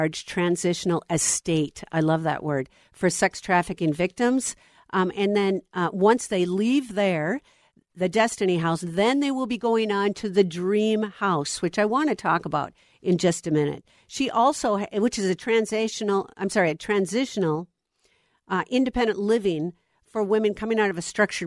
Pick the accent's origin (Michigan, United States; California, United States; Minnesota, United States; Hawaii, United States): Minnesota, United States; here in my home state of Minnesota